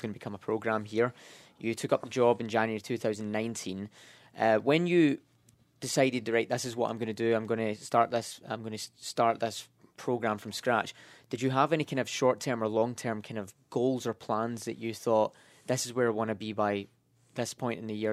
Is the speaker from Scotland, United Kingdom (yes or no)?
yes; Scotland, United Kingdom; moved away; I'm from Scotland